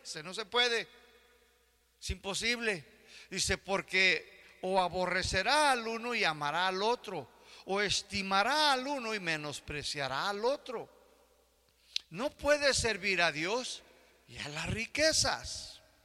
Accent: United States; now in Mexico; Yo que crecí en Estados Unidos

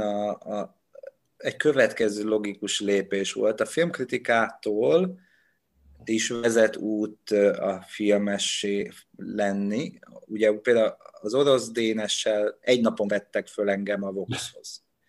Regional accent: Dombóvár, Tolna, Hungary; moved away as an adult; Onnan, ahonnan én jövök, Dombóváron nem ismertem senkit

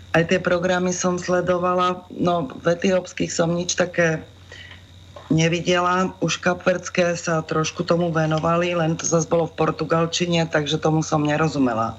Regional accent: Slovakia; som Slovenka

